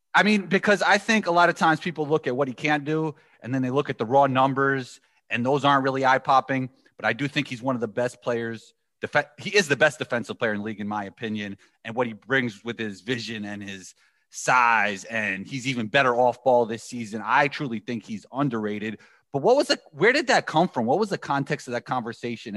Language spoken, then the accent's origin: English; New York City, New York, United States; I'm from New York City